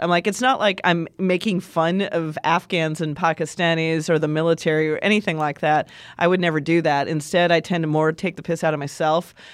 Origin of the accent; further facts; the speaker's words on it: Montana, United States; moved away; I'm from Montana